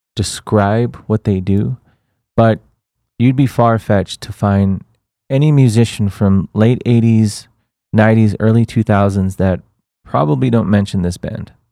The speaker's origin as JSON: {"language": "English", "town": "El Paso", "region": "Texas", "country": "United States", "said": "we're from El Paso, Texas"}